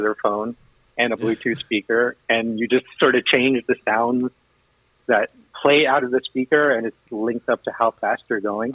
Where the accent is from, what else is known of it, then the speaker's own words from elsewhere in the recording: New York, United States; moved away as an adult; now in Michigan, United States; I'm originally from New York